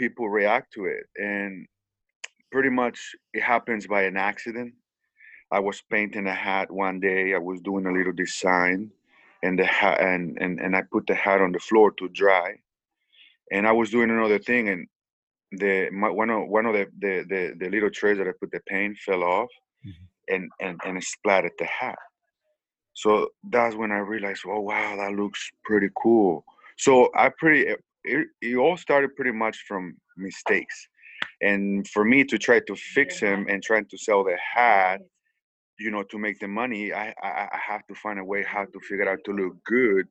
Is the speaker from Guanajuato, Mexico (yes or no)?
yes; San Francisco del Rincón, Guanajuato, Mexico; now in United States; I was raised in Mexico. I was born in Guanajuato, San Francisco del Rincón, Guanajuato.